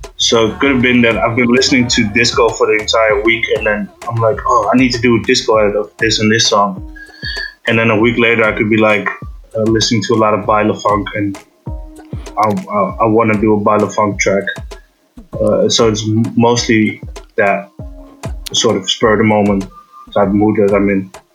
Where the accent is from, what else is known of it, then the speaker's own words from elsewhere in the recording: Amsterdam, North Holland, Netherlands; I'm from Amsterdam